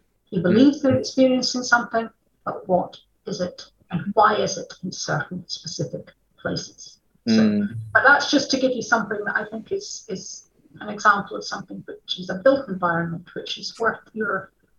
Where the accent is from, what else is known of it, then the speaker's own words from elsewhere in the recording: Edinburgh, Scotland, United Kingdom; particularly we're from Edinburgh, so you turn every corner and there's something else to fascinate you.